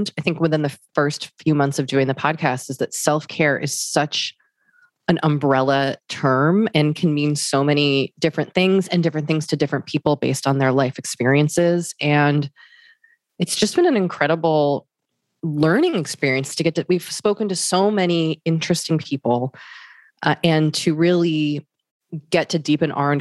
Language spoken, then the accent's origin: English; Boston, Massachusetts, United States; also born or lived in New York City; now in Los Angeles, United States; We're both from Boston, lived in New York City, and now live